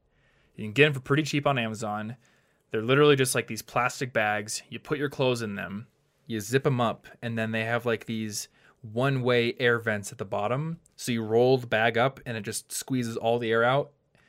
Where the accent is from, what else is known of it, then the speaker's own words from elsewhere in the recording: United States; Yeah, the funny thing about being an American is like often the city you live in is more dangerous